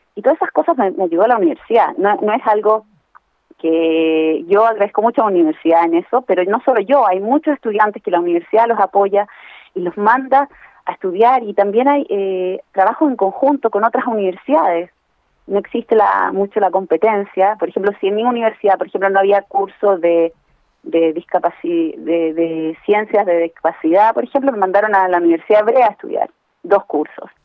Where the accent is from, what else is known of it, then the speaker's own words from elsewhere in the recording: Santiago, Santiago Metropolitan Region, Chile; now in Israel; soy la hija mayor de dos padres sordos que crecí en Santiago